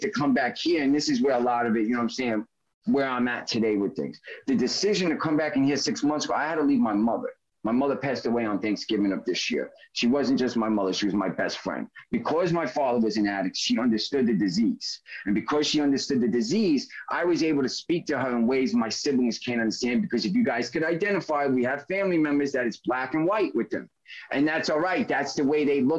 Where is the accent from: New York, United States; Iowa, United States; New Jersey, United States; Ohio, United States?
New York, United States; New York City; I'm a New Yorker